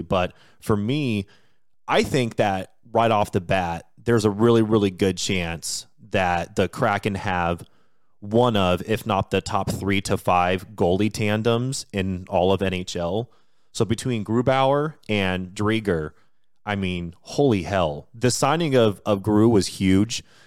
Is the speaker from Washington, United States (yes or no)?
yes; Washington, United States; I was born and raised in Washington State, just an hour south of Seattle